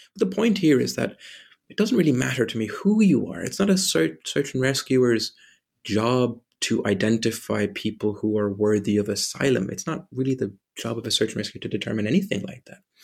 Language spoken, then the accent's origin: English; southwest Ireland, Ireland; also born or lived in Germany; I'm German originally. I grew up in Ireland, the coastline, in the southwest.